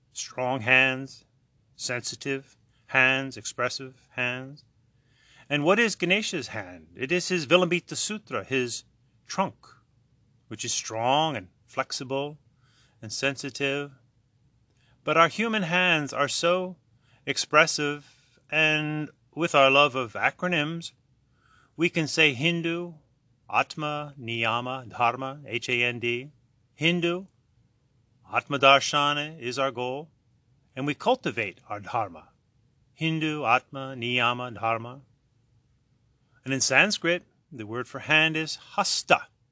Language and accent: English; United States; Growing up in America